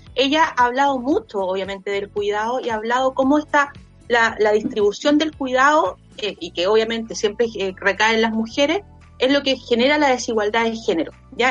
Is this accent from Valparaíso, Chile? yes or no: yes; Villa Alemana, Valparaíso, Chile; yo soy de acá de Villa Alemana